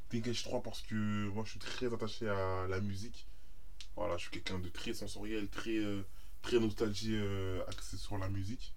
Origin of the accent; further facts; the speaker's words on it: France; nous, on est français